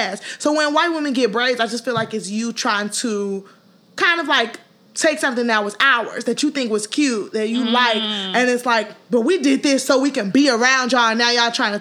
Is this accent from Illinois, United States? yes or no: yes; Chicago, Illinois, United States; Even being a Chicagoan